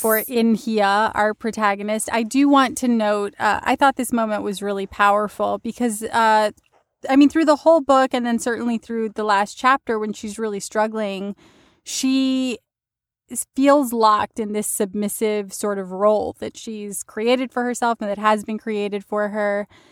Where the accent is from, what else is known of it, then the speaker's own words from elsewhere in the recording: West Texas, United States; I grew up in the West Texas desert